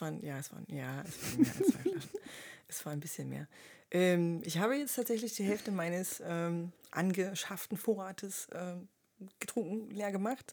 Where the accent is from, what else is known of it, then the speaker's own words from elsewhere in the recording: Leipzig, Saxony, Germany; ich bin auch Leipzigerin